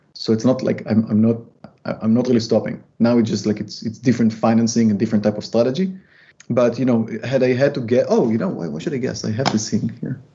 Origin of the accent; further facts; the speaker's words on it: Israel; moved away; I am from Israel